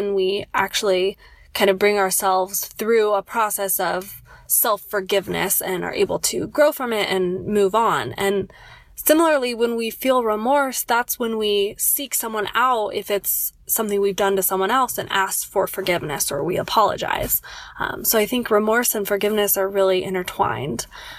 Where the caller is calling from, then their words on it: Loma Linda, California, United States; Hi, Vanessa and Casper. … I'm from Loma Linda, California.